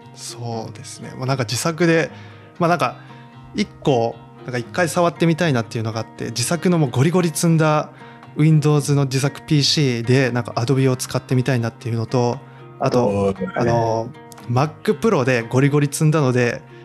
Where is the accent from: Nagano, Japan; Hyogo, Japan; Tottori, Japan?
Tottori, Japan; also born or lived in Kochi / Osaka; 出身というか地元が鳥取なんで